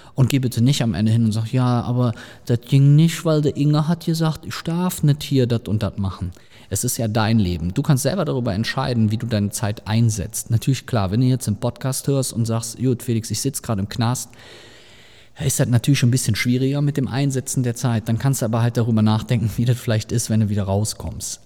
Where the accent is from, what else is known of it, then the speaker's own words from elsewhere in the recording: Rhineland, Germany; bei uns im Rheinland